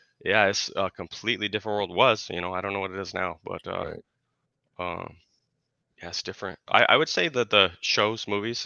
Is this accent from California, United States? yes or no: no; Colorado, United States; also born or lived in Kentucky / Tennessee; now in Oregon, United States; we're from Colorado. I lived in Kentucky for a while.